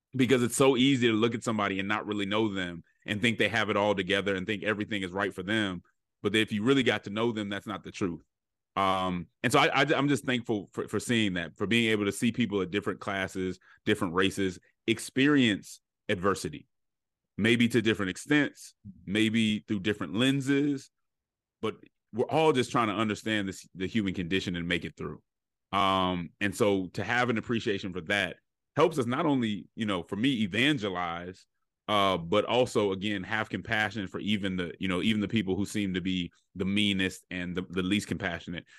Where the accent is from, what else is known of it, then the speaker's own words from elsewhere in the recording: Denver, Colorado, United States; I'm from Colorado, uh, Denver, Colorado, and so I experienced a very diverse, um, childhood.